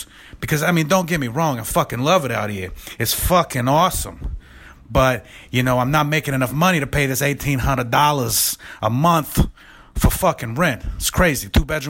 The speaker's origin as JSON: {"language": "English", "town": "Brooklyn", "region": "New York", "country": "United States", "lives_now": "Culver City, United States", "said": "I'm originally from Brooklyn, New York, but that's another day, another dollar. You know, I've been here in lovely California doing this thing for a while now"}